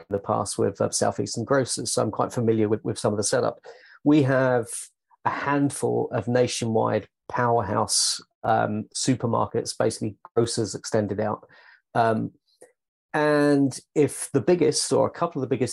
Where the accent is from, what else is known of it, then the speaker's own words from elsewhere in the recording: United Kingdom; I'm British